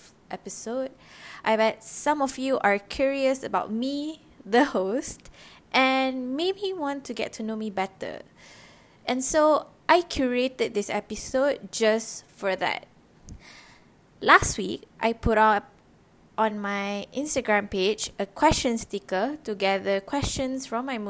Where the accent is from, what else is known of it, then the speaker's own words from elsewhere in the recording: Rawang, Selangor, Malaysia; first language Malay; English is a second language; also born or lived in Johor / Shah Alam; I was born in Johor, and huge part of my childhood was spent in Shah Alam before I moved to Rawan during early primary